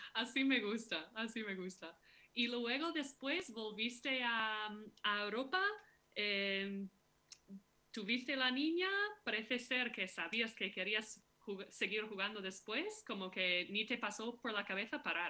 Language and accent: Spanish; Minneapolis, Minnesota, United States; Soy de Minneapolis, sí, de, Minnesota